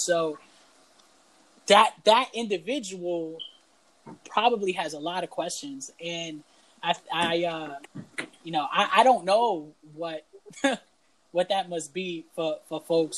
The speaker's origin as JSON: {"language": "English", "country": "Canada", "tie": "born or raised there", "said": "oh, I don't speak Spanish because I grew up in Canada?"}